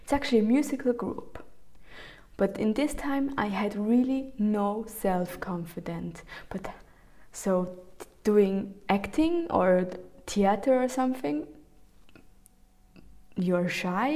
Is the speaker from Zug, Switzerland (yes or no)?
yes; Zug, Switzerland; I grew up in Switzerland, in the Canton Zug, And in the small village